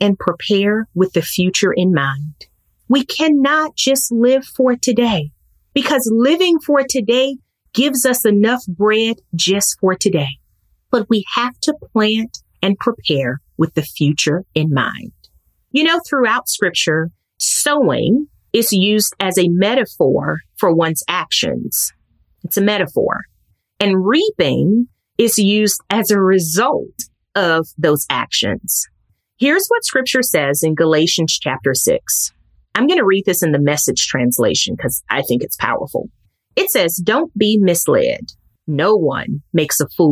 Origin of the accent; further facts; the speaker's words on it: Mississippi, United States; my hometown in Mississippi